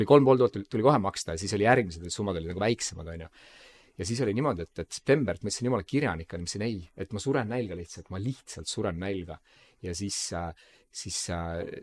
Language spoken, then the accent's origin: Estonian; Tallinn, Harju County, Estonia; me mõlemad oleme kasvanud üheksakümnendate Mustamäel